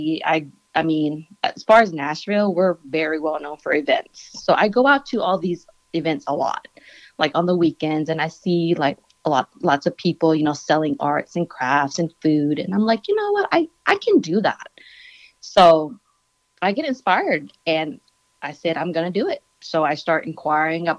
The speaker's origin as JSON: {"language": "English", "country": "Laos", "said": "I'm Laotian. I'm from Laos."}